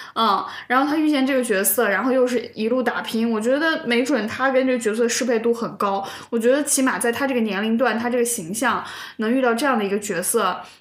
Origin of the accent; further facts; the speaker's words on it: China; 又因为《封神》这个 IP 我们中国人太熟悉了